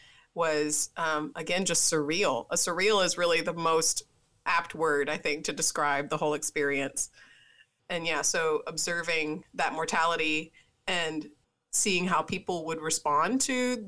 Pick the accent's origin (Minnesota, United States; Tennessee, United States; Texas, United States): Tennessee, United States; I'm from Tennessee.